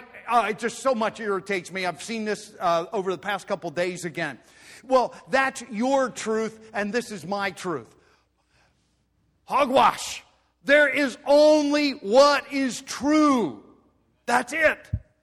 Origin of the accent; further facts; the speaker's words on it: Pennsylvania Dutch country, United States; growing up in Pennsylvania, Dutch country.